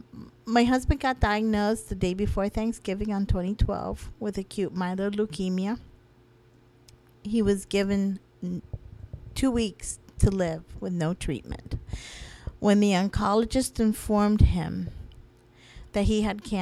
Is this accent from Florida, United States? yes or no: yes; Florida, United States; I'm not even from Pennsylvania. I'm from Florida.